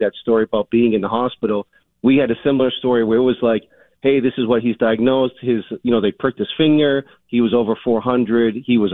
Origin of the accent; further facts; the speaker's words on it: Framingham, Massachusetts, United States; now in Albany, United States; I grew up in Framingham, Massachusetts